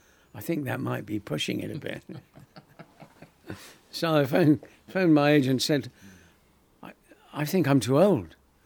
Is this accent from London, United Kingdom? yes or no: yes; London, United Kingdom; I'm from Clapham Junction.